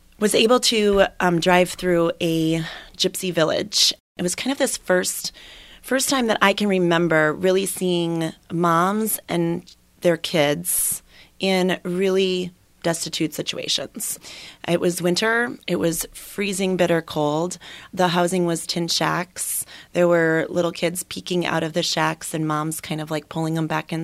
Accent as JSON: {"language": "English", "region": "Minnesota", "country": "United States", "tie": "born or raised there", "moved": "yes", "said": "I was born and raised in Minnesota"}